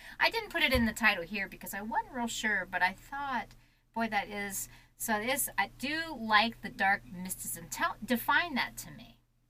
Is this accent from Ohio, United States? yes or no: yes; Ohio, United States; we're in Ohio. I'm in Ohio